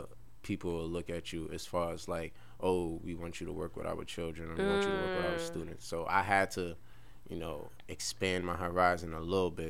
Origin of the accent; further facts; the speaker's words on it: New York City, New York, United States; also born or lived in Bay Ridge, Brooklyn; I'm from Brownsville, Brooklyn